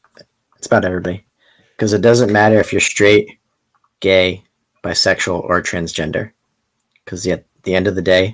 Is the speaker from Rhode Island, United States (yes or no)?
yes; Rhode Island, United States; And I'm from Rhode Island.